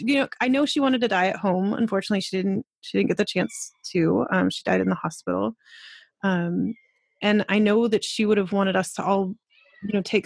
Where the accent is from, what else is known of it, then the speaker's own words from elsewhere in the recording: Colorado, United States; now in Canada; we lived in the mountains of Colorado. I'm from Colorado